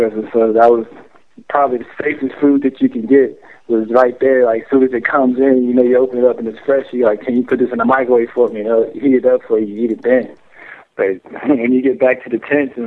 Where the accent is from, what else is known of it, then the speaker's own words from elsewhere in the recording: Atlanta, Georgia, United States; moved away; They called me ATL because I was from Atlanta